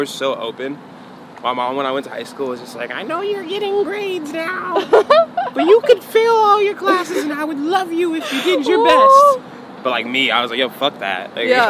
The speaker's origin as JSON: {"language": "English", "town": "Santa Monica", "region": "California", "country": "United States", "tie": "born or raised there", "said": "So, like, I always was exposed to that growing up in Santa Monica."}